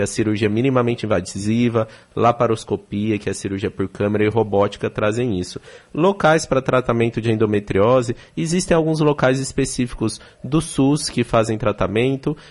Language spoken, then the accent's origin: Portuguese; São Paulo, Brazil; moved away as an adult; now in Salvador, Brazil; Eu sou de São Paulo, estou há três anos aqui em Salvador.